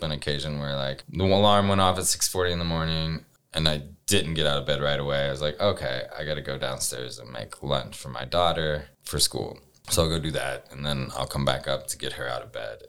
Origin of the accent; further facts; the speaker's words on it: Louisiana, United States; moved away; When I'm from Louisiana